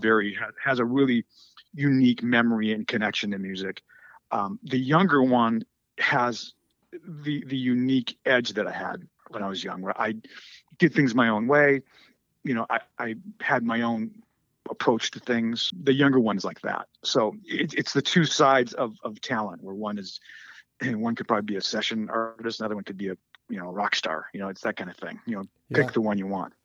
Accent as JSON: {"language": "English", "country": "United States", "said": "I am American"}